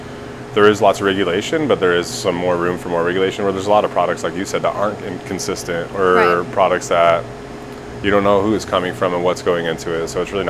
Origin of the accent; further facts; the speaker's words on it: Colorado, United States; moved away as an adult; now in Oklahoma, United States; I've been working with Oklahoma Medicine since the start. I'm originally from Colorado. I've been here for just over a year now.